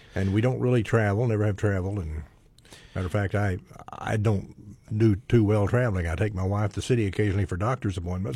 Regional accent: Altus, Oklahoma, United States; I'm an Oklahoman. I was born in Altus.

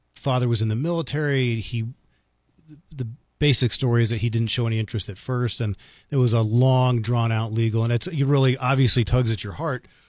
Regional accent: Washington, District of Columbia, United States; now in New Mexico, United States; I grew up in Washington, D C

